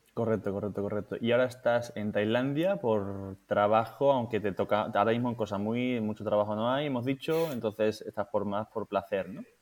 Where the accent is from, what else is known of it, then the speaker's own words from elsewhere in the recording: Seville, Andalusia, Spain; moved away as an adult; also born or lived in Madrid; nosotros los dos somos de Sevilla